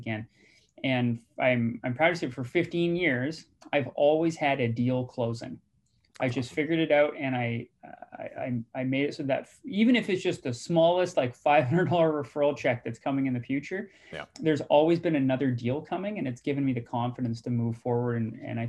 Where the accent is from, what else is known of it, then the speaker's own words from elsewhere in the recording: British Columbia, Canada; also born or lived in Guelph, Ontario / Nova Scotia; who we are as British Columbians.